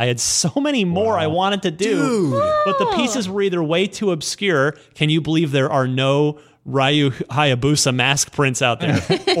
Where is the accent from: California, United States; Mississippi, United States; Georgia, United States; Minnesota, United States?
California, United States; Redding; I'm from Redding, California.